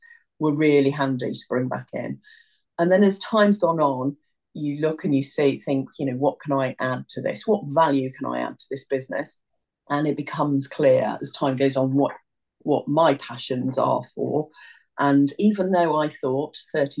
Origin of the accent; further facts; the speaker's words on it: Newport, West Midlands, United Kingdom; I grew up near Newport, not far from Harper Adams Agriculture College